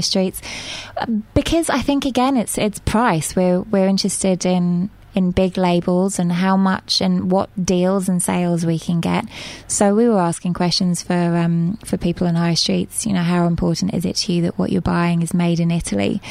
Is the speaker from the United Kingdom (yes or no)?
yes; England, United Kingdom; moved away as an adult; also born or lived in Mexico / Bermuda / Argentina / Spain; I'm from England.